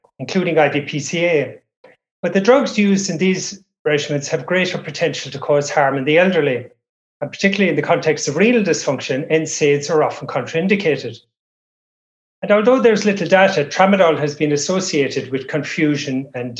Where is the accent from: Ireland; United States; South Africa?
Ireland; now in Cairns, Australia; I'm originally from Ireland. I've been in Australia for many years